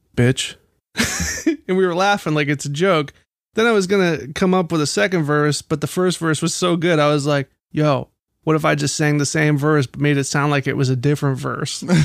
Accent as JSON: {"language": "English", "town": "Baltimore", "region": "Maryland", "country": "United States", "said": "I'm from Baltimore"}